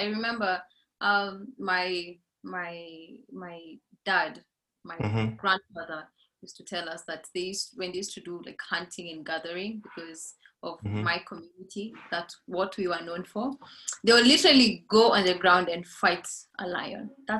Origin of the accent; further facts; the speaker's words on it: Laikipia County, Kenya; growing up in Laikipia, the Borana cow literally goes for $50,000